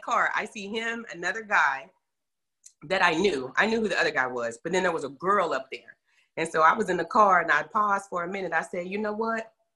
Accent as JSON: {"language": "English", "town": "Terrell", "region": "Texas", "country": "United States", "tie": "born or raised there", "also_born_or_lived": "Garland, Texas", "said": "I was born in Terrell, Texas, you know, home of Jamie Foxx, and uh, was there until middle school. Then my parents transitioned, and we moved up in the Dallas metro area um, into Garland"}